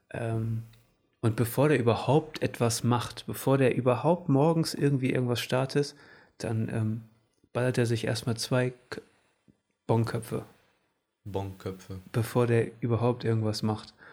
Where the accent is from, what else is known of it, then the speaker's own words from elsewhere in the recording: Portugal; Ich, ich, ich bin Portugiese